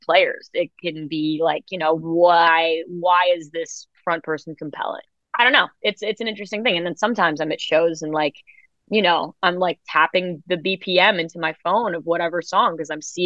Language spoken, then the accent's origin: English; New York City, New York, United States; I grew up in New York City